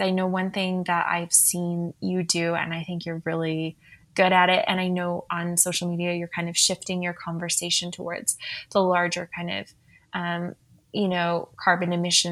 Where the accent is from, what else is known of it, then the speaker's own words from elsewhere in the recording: Saskatchewan, Canada; also born or lived in United Kingdom; now in Calgary, Canada; I grew up also in Saskatchewan